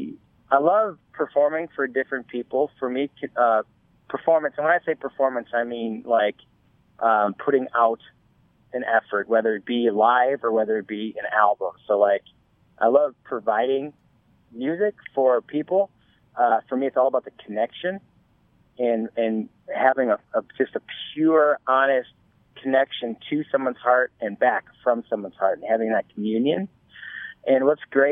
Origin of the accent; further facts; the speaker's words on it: Chicago, Illinois, United States; moved away as an adult; also born or lived in Wisconsin / Los Angeles; I grew up in Chicago, actually. I grew up there